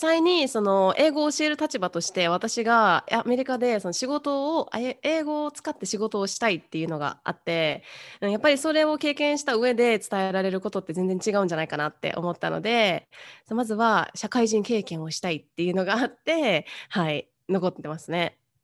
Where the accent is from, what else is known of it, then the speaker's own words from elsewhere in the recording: Kyoto, Japan; moved away as an adult; now in Indiana, United States; 私は、えー、京都出身で、今アメリカのインディアナ州に住んでいます